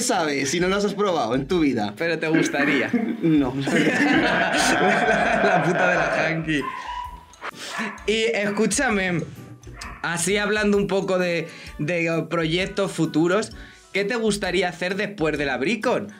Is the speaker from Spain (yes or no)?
yes; Spain; soy la primera española